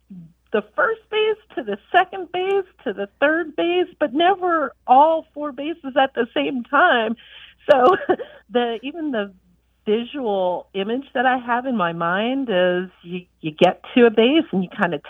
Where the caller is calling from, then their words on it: Charlotte, North Carolina, United States; I'm calling from Charlotte, North Carolina.